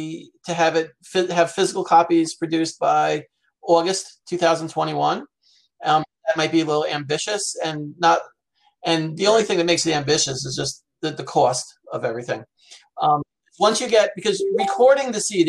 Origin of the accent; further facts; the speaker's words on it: Rockland County, New York, United States; We grew up in Rockland County, New York